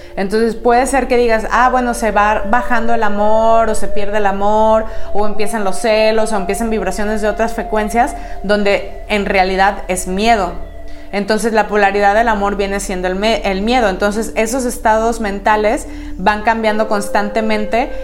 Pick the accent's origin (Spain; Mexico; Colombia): Mexico; como buenos mexicanos